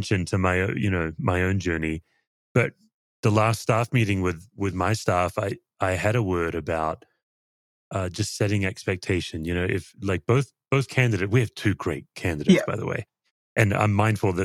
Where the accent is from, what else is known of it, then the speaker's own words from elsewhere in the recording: Perth, Western Australia, Australia; now in Colorado, United States; all my family are still back home in Perth. And for the non-Aussies, Western Australia, my home state in Perth